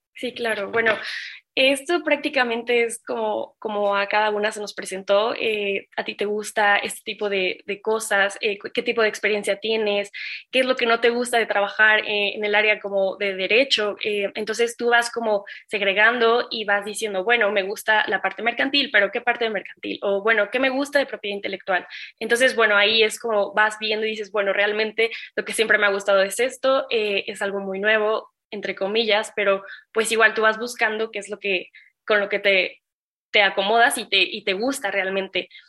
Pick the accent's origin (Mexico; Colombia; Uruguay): Mexico; como mexicanos